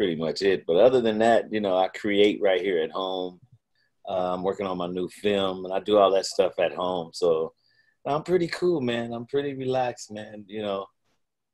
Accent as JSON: {"language": "English", "town": "Pasadena", "region": "California", "country": "United States", "tie": "born or raised there", "also_born_or_lived": "Hartford, Connecticut / Amarillo, Texas", "said": "Pasadena all day."}